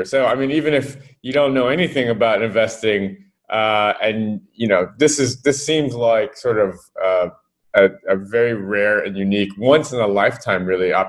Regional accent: United States; moved away; I'm American, I've been over here for a while

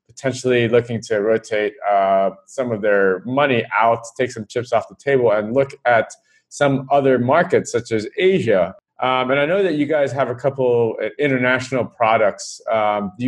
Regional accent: United States; now in Hong Kong; I'm American

